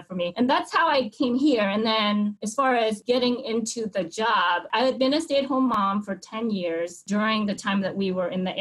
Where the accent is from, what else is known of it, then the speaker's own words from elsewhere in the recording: Hue, Thua Thien Hue, Vietnam; now in United States; I was born in Hue, Vietnam, which is the central part of Vietnam